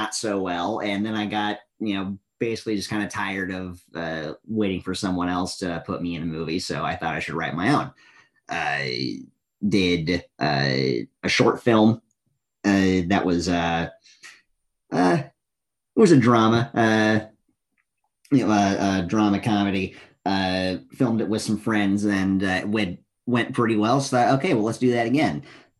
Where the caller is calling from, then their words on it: Nipomo, California, United States; Right now I'm house sitting, so I am at my mom's place in Napomo, California.